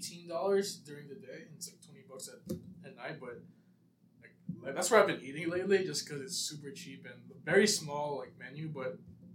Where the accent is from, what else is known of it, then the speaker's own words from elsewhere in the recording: Saipan, Northern Mariana Islands; moved away as an adult; I'm from Saipan. I was born in Saipan.